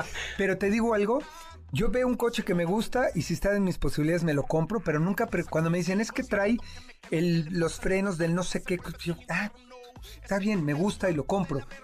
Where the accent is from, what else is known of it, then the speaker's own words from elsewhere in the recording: Mexico; como mexicano